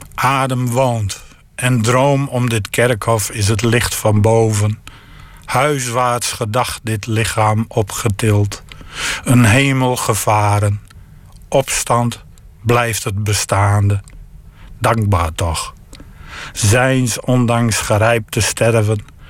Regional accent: the region around Saaksum, Groningen, Netherlands; de streek waar ik vandaan kom

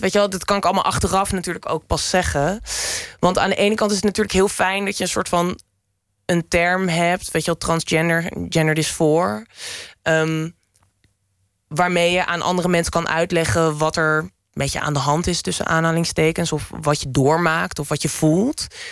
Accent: Lelystad, Flevoland, Netherlands; moved away; also born or lived in Amsterdam; ik ben geboren en getogen in Lelystad

